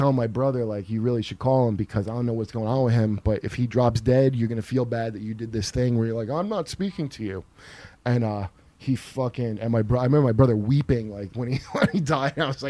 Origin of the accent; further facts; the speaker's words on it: New Jersey, United States; also born or lived in Ohio / North Carolina; No, I grew up in New Jersey mostly, in Ohio, and also in North Carolina a little bit.